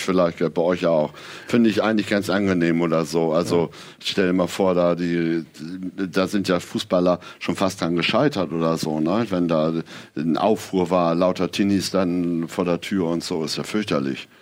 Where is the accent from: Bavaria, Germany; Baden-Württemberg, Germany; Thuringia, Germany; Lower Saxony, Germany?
Lower Saxony, Germany; Aurich; in Ostfriesland, wo ich aufgewachsen bin, Aurich